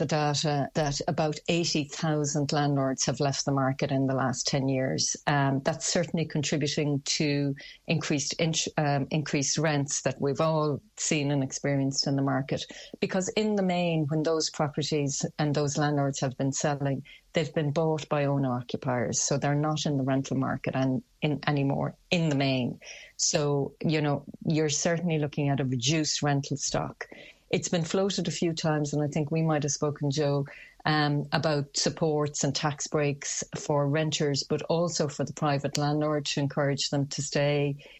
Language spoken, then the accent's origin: English; Limerick, Munster, Ireland; And certainly to my mind, I'm from Limerick, I'm biased, I'm going to say it's going to represent good value for money.